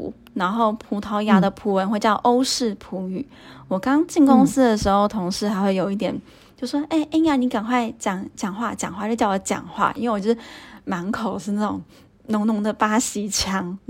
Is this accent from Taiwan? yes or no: yes; Taipei, Taiwan; moved away as an adult; now in Portugal; 那选云科只是因为因为北科也在台北嘛，然后我是台北人嘛，所以。